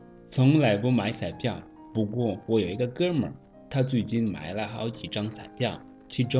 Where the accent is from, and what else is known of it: Rwanda; Chinese is a second language; now in China